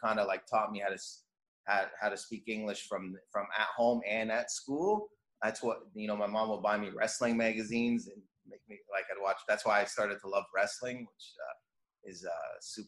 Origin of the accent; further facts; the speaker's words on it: Windsor, Ontario, Canada; I was born in Canada. My parents were born in Lebanon, but all my siblings were born in Windsor, Canada, and I'm Lebanese Christian